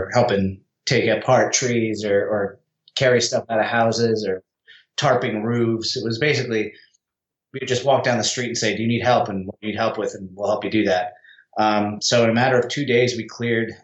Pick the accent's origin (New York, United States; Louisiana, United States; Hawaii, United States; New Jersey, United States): New Jersey, United States; I'm from New Jersey